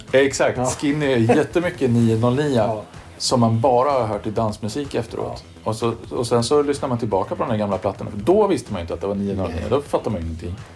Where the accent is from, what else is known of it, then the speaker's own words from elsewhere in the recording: Karlskoga, Örebro County, Sweden; från Karlskoga och där var det ju nedlusat med syntare